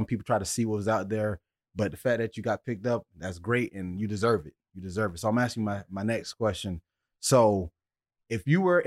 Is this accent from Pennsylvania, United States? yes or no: no; Deerfield Beach, Florida, United States; we two kids from Deerfield